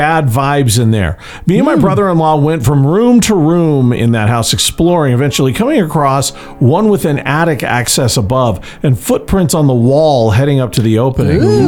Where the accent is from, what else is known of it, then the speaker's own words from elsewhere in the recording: Taylorsville, Utah, United States; T-ville is Taylorsville. That's my hometown